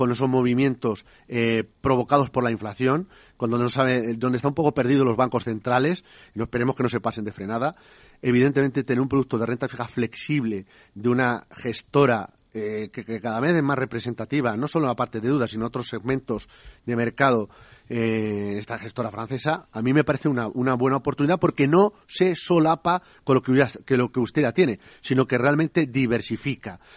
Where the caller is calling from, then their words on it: Valencia, Valencian Community, Spain; de Valencia.